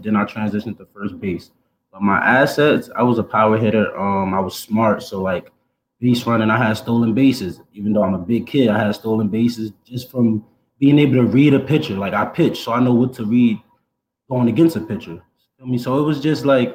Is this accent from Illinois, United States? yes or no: no; Orange, New Jersey, United States; I am from Orange, New Jersey. So all the way on the East Coast, opposite side